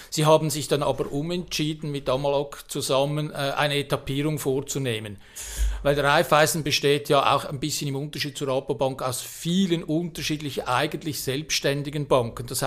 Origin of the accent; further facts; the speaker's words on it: Switzerland; Ich als äh, Schweizer Patriot bin natürlich ein bisschen traumatisiert